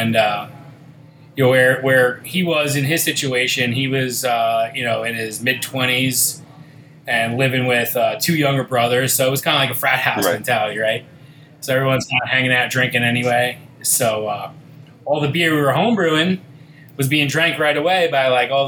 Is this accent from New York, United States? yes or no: yes; West Islip, New York, United States; I'm born and raised on Long Island and West Islip